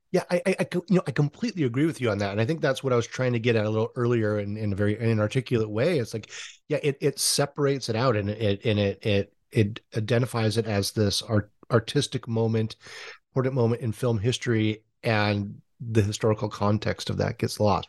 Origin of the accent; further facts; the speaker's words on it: Hawaii, United States; I'm a Howley from Hawaii